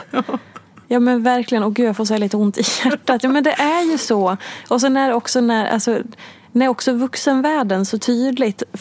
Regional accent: Dalarna County, Sweden; ungefär som när jag säger att jag är från Dalarna

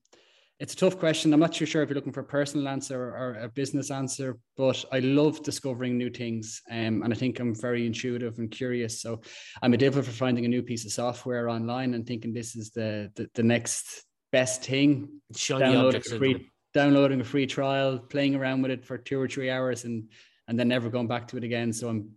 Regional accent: Dunshaughlin, Leinster, Ireland; I'm originally from Dunshaughlin, born and bred, played football here throughout the years. I'm a Dunshaughlin man through and through at this stage.

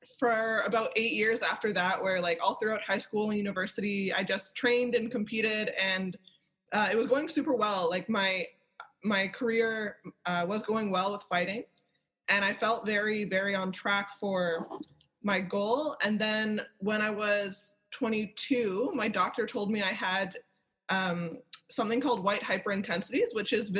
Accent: Toronto, Ontario, Canada; I'm from Toronto

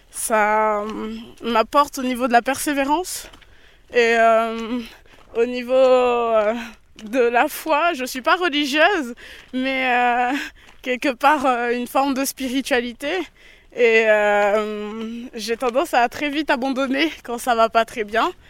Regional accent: France; Et tu viens de quel pays d'Afrique Et je lui dis ben Je viens de France.

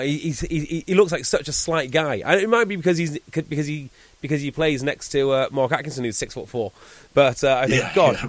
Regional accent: North Wales, United Kingdom; Because I'm from North Wales, right?

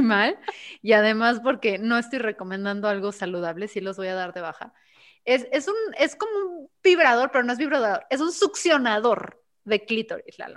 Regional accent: Guadalajara, Jalisco, Mexico; aquí somos tapatíos

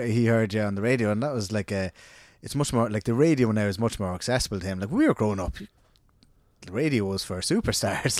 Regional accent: Ireland; we're a country of literaries

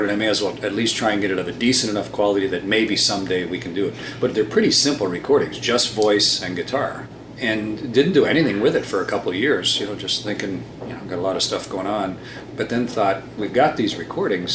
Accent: Sarnia, Ontario, Canada; I was born in Sarnia, and then my folks moved to a farm when I was about eight or seven or eight, and so I grew up on a corn farm

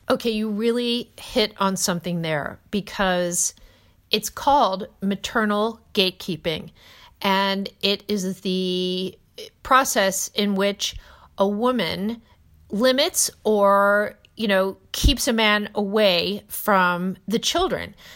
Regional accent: New Jersey, United States; I'm from New Jersey

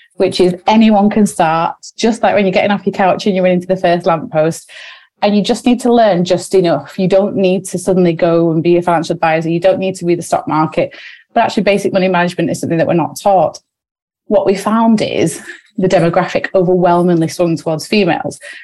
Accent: Wigan, North West England, United Kingdom; we're sisters from Wigan

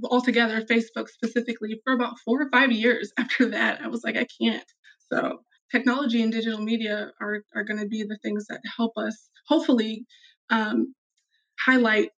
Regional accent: Des Moines, Iowa, United States; I grew up in Des Moines in the city for 15 years

